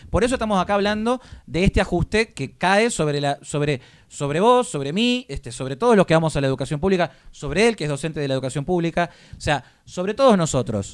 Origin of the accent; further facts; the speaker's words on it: Argentina; como argentino